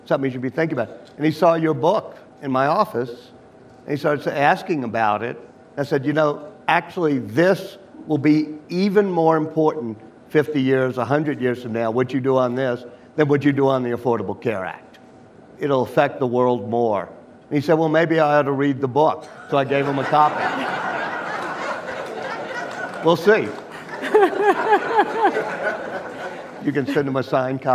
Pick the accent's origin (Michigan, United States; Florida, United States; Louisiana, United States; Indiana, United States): Louisiana, United States; my home state of Louisiana